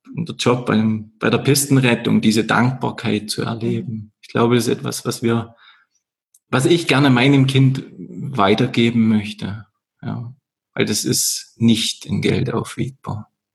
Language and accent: German; Erzgebirge, Saxony, Germany; moved away as an adult; now in Vorarlberg, Austria; da kommt auch der Erzgebirger durch. Diese Region, wo ich herkomme